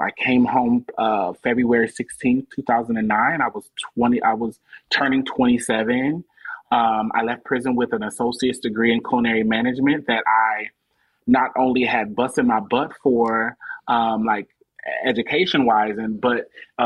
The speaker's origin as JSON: {"language": "English", "town": "Omaha", "region": "Nebraska", "country": "United States", "tie": "born or raised there", "moved": "as an adult", "lives_now": "Atlanta, United States", "said": "I live in Atlanta now, but I'm born and raised in Omaha, Nebraska."}